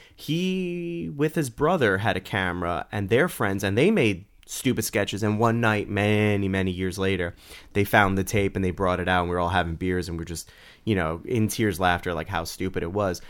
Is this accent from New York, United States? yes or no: yes; New York City, New York, United States; we grew up in the Bronx, and, and where, where I grew up, it was a very melting pot